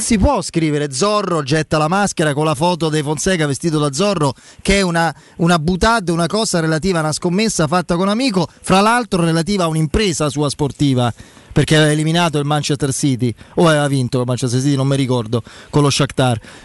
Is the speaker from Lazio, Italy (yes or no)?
yes; Rome, Lazio, Italy; da romano